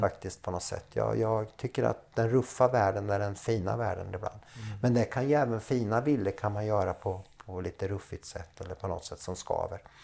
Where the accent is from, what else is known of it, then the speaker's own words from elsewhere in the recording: Linköping, Östergötland, Sweden; moved away as an adult; also born or lived in Slovenia; now in Gotland, Sweden; Linköping är uppväxt. Linköping, ja. Där har jag min barndom.